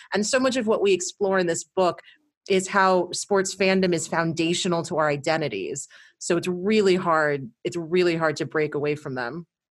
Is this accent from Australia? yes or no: no; New York, United States; new york which is my home state my hometown